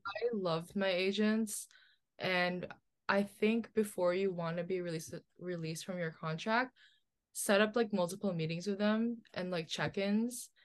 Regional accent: New Jersey, United States; also born or lived in Philippines; I was born in the Philippines. but I grew up in New Jersey

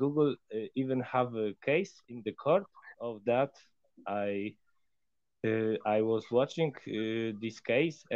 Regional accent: Poland; because we are from Poland and Ukraine is our neighbor.

